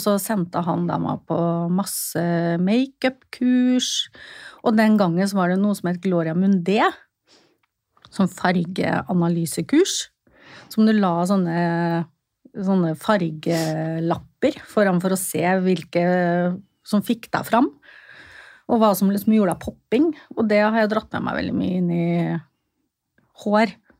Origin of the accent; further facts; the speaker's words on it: Fredrikstad, Østfold, Norway; Jeg er fra Fredrikstad